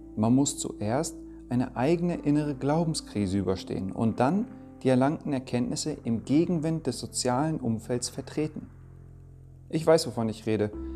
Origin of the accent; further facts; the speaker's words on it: Germany; also born or lived in Denmark; Geboren wurde ich in Dänemark und aufgewachsen bin ich hier in Deutschland